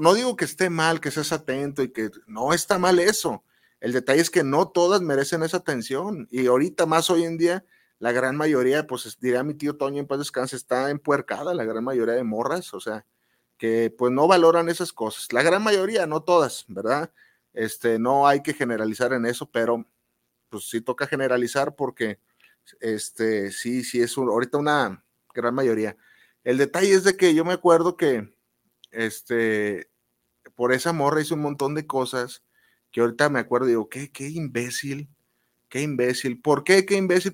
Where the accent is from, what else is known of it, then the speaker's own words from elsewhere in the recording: Guadalajara, Jalisco, Mexico; aquí en Guadalajara, los que somos de Guadalajara